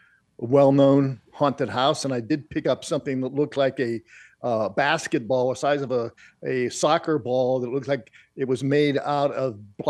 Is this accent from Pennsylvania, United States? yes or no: yes; Pittsburgh, Pennsylvania, United States; I grew up in the Pittsburgh area.